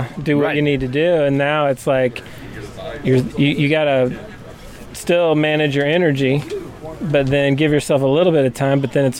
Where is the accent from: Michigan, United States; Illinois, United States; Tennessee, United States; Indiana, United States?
Illinois, United States; by Carbondale, Marion, Southern; Southern Illinois.